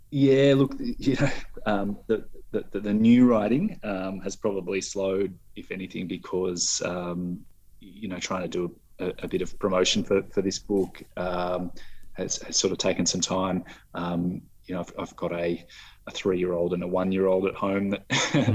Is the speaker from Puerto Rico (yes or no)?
no; Adelaide, South Australia, Australia; also born or lived in Sydney; I was born in Sydney, uh, oh, moved, okay. moved over to Adelaide when I was you know 12 months old